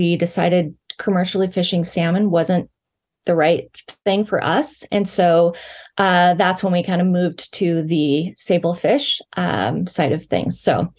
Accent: Pacific Northwest, United States; moved away; I'm from the Pacific Northwest

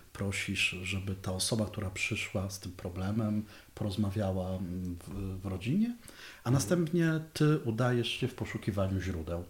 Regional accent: Dąbrowa Górnicza, Silesian Voivodeship, Poland; ja jestem z Dąbrowy Górniczej

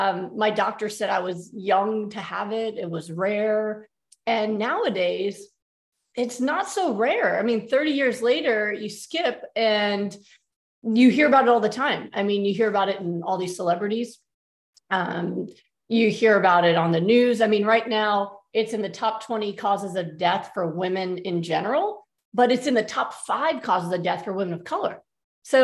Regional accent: New York, United States; moved away as an adult; now in Texas, United States; growing up as a New Yorker, I kind of thought the whole South was the same.

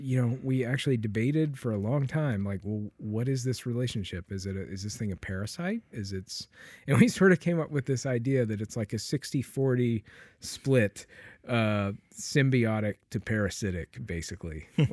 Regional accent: Memphis, Tennessee, United States; I'm from Memphis.

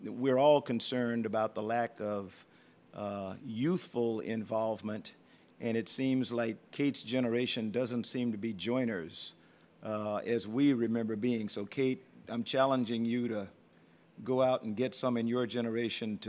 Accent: South Carolina, United States; moved away as an adult; also born or lived in Patuxent River, Maryland / Houston, Texas; for a kid from South Carolina, and I still consider myself to be a kid from South Carolina, although I'm not real happy about the goings-on in my home state

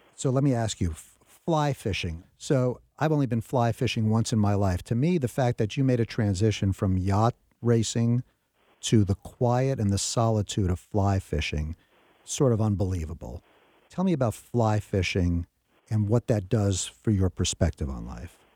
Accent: New York, United States; When I was a kid growing up in New York

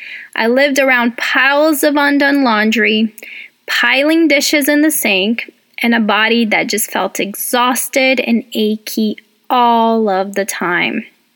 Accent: Brazil; English is a second language; now in United States; welcome. I'm originally from Brazil, but I have lived in the U.S. longer than I have in Brazil. So I've been here for about 18 years

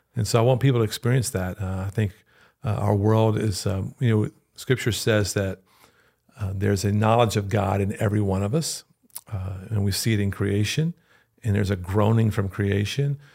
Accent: Louisiana, United States; moved away; I'm from Louisiana

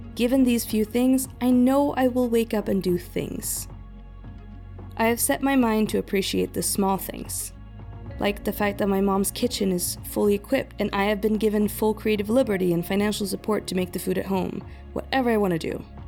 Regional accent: Sweden; moved away; also born or lived in Taipei, Taiwan; I'm from Sweden, my family all being based in Stockholm.

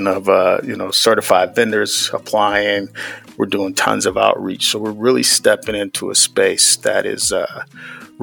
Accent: Cleveland, Ohio, United States; I grew up in the Midwest from Cleveland, Ohio

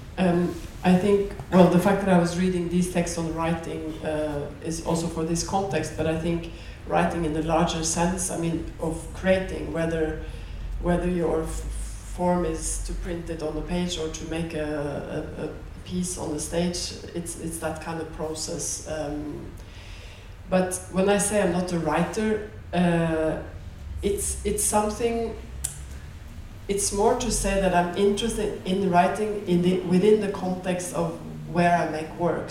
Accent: Norway; growing up in Norway in the seventies.

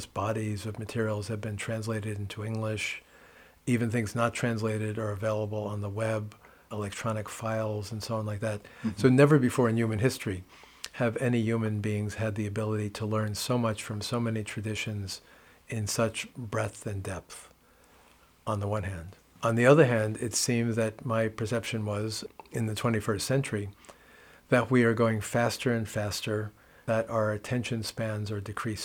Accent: New York City, New York, United States; moved away as an adult; also born or lived in Kathmandu, Nepal; growing up in New York City, Catholic boy, Catholic schools

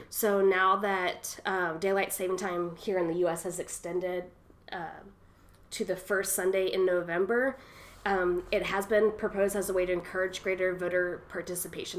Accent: Louisville, Kentucky, United States; growing up in Louisville

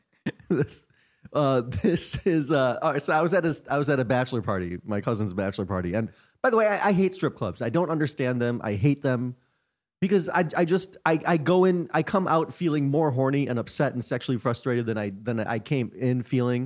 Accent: United States; I'm from America

